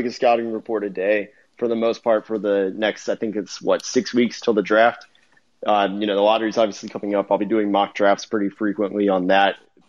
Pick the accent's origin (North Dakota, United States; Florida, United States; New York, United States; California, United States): Florida, United States; Orlando; now in Texas, United States; I'm from Orlando. I was born there